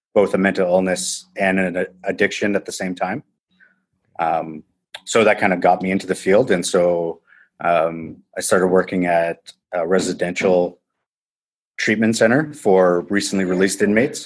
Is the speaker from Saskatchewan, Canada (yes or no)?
no; Timmins, Ontario, Canada; moved away as an adult; also born or lived in Guelph, Ontario; I'm from a small town called Timmins, Ontario, which is about 10 hours north from where I am now.